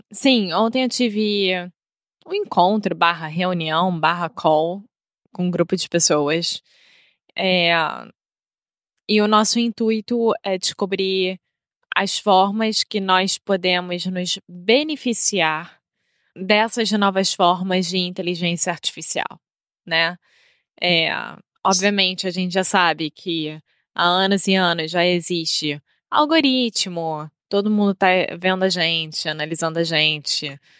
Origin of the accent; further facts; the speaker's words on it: Rio de Janeiro, Brazil; now in Portugal; Eu sou brasileira, carioca do Rio de Janeiro.